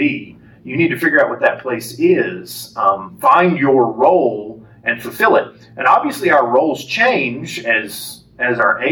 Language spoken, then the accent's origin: English; Lubbock, Texas, United States; moved away as an adult; now in Lufkin, United States; I was raised in Lubbock and the Lubbock area.